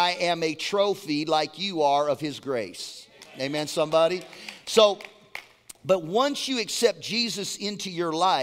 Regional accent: Laguna Beach, California, United States; I'm from Laguna Beach, California

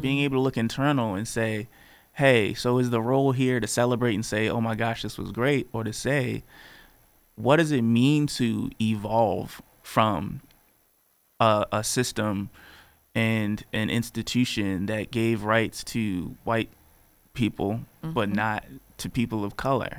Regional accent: Baltimore, Maryland, United States; I'm from Baltimore.

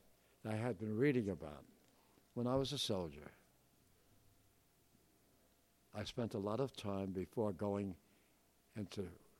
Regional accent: New York, United States; accent: Bronx; But I'd fallen in love with England. The language. I lost my Bronx accent. I started speaking English properly.

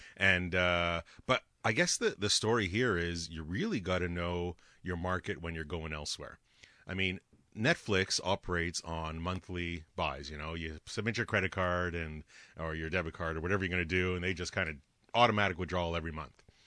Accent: Canada; as a Canadian taxpayer paying tax dollars

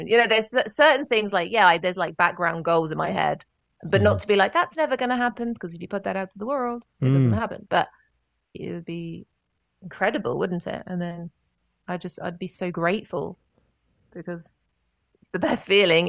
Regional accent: United Kingdom; I'm very British

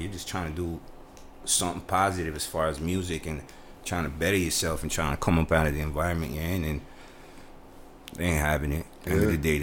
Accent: Toronto, Ontario, Canada; I'm from Connection

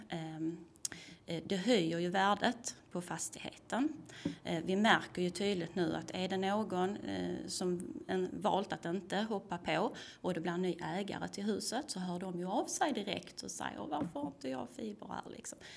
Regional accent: Tomelilla, Skåne, Sweden; also born or lived in Lund; jag kommer ju från Tomelilla, är uppvuxen på landet

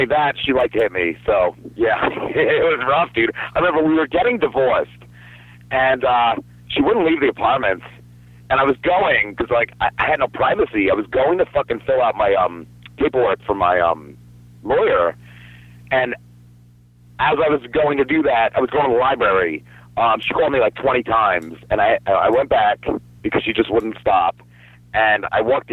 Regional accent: New Jersey, United States; now in South Jersey, United States; I grew up in North Jersey, about 10 minutes from New York City

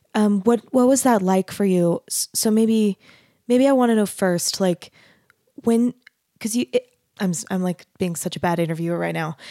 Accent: Arizona, United States; moved away; I grew up in Arizona

